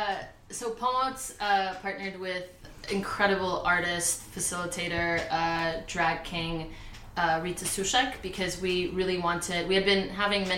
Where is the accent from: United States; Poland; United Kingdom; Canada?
Poland; moved away; I'm also a queer, non-binary Polish immigrant